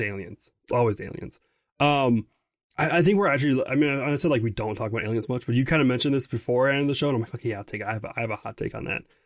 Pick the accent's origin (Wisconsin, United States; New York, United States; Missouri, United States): Wisconsin, United States; I'm from Wisconsin